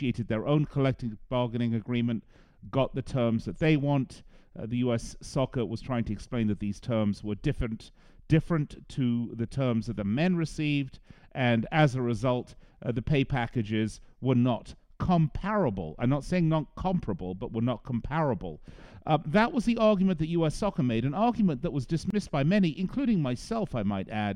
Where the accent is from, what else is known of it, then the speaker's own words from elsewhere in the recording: England, United Kingdom; accent: English; now in United States; I know I sound English to you, but I am an American. I've been here an awfully long time